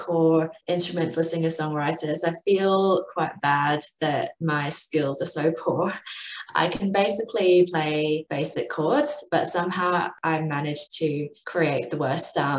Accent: United Kingdom; also born or lived in Adelaide, Australia; now in Melbourne, Australia; I grew up in the UK. So that's the explanation for my accent, which is a bit of a mess

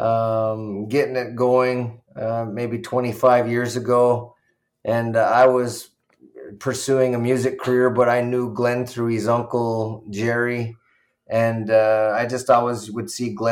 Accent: Six Nations of the Grand River, Ontario, Canada; I grew up here, born and raised.

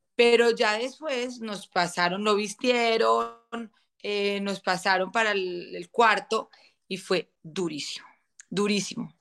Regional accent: Manizales, Caldas, Colombia; nos vinimos a vivir a Manizales, de donde yo soy, de donde somos mi esposo y yo

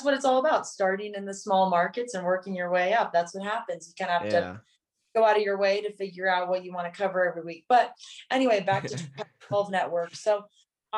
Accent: California, United States; moved away as an adult; now in Bozeman, United States; we're all from California

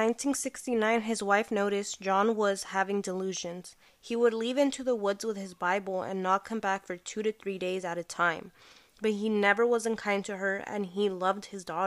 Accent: Santa Cruz County, California, United States; I'm from Santa Cruz County

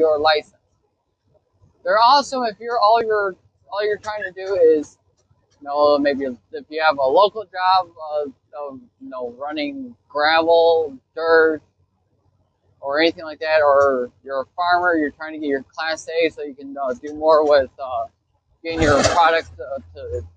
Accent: Chicago, Illinois, United States; I'm from Chicagoland.

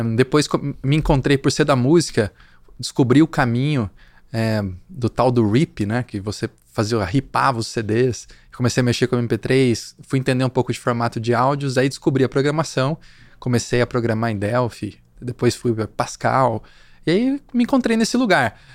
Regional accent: Limeira, São Paulo, Brazil; moved away as an adult; also born or lived in São José do Rio Preto / Campinas; now in São Paulo, Brazil; sou do interior de São Paulo, de Limeira

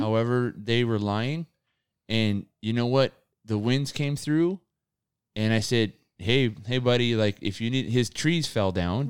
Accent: United States; we're born here

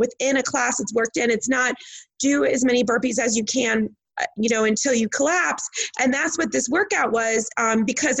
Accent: Midwest, United States; Because I'm from the Midwest.

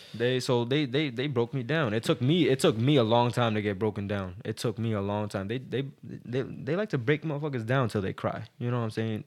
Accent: Boston, Massachusetts, United States; I was from Boston

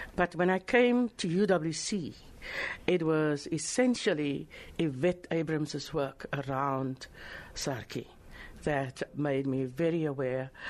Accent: Worcester, Western Cape, South Africa; moved away as an adult; I was born in Worcester and matriculated in 1972, came to Cape Town

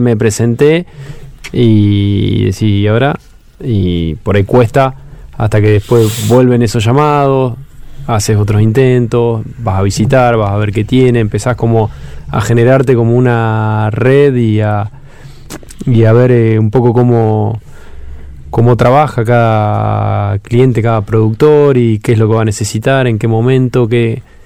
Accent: Trenque Lauquen, Buenos Aires Province, Argentina; soy oriundo de Trenkelauken

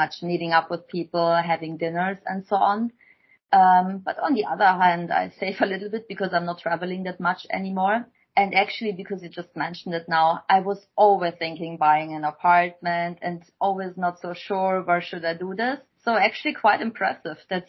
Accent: Germany; moved away as an adult; also born or lived in Shanghai, China; I came from Germany or from pretty much also this village lifestyle

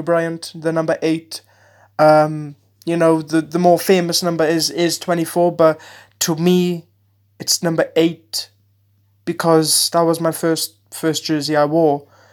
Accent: Wales, United Kingdom; I'm, I'm, uh, from the U K, I'm Welsh

